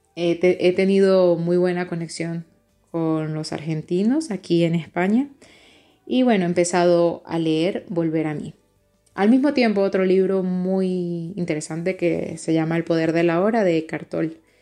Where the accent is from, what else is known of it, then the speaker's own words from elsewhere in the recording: Venezuela; moved away as an adult; now in Madrid, Spain; soy venezolana